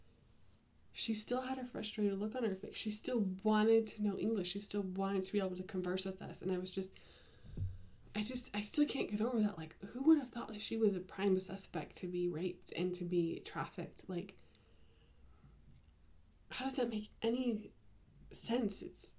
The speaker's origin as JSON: {"language": "English", "country": "United States", "said": "being an American and a Westerner"}